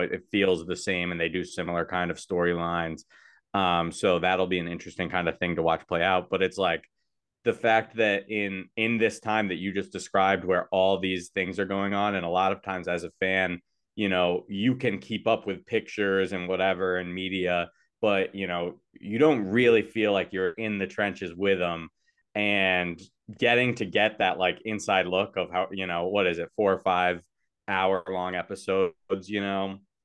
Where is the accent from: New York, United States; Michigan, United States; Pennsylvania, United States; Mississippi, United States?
New York, United States; Cortland; Blake and I grew up in Cortland